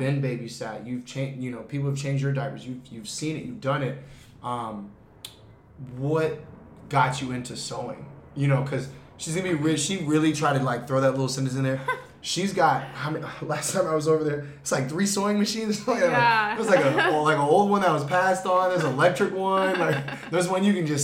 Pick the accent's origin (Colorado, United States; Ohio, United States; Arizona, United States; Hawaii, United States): Arizona, United States; Phoenix; now in Los Angeles, United States; I'm from the East. East Phoenix very own.